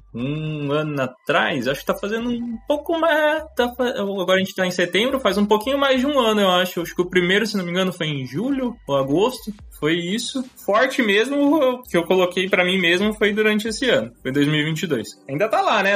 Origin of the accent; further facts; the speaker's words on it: Campinas, São Paulo, Brazil; eu sou de Campinas, eu tenho 27 anos. Nasci em São Paulo, na realidade, mas moro em Campinas, aqui, região, desde muito pequeno